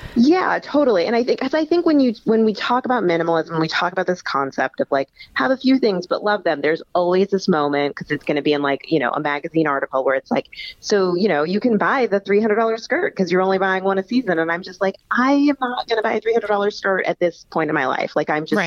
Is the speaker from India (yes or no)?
no; Midwest, United States; also born or lived in Texas; now in New York, United States; I'm from the Midwest, and then I lived in Texas